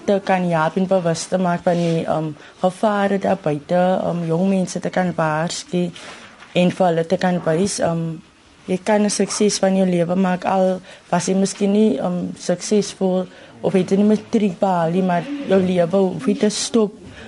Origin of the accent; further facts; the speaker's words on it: Mamre, Western Cape, South Africa; Ons is vier van Mamre